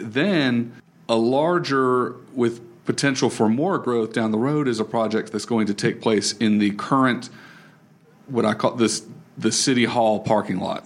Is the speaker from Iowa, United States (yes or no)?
no; Raleigh, North Carolina, United States; I grew up in Raleigh